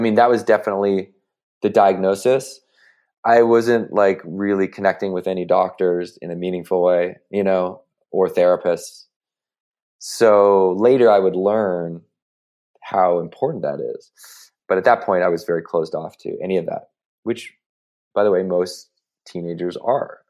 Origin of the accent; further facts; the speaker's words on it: Victoria, British Columbia, Canada; moved away as an adult; now in United States; the University of Victoria. So this is my, you know, my hometown university